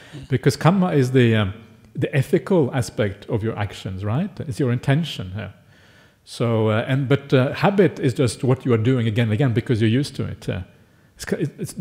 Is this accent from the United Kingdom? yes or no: no; Norway; now in Australia; I grew up in Norway.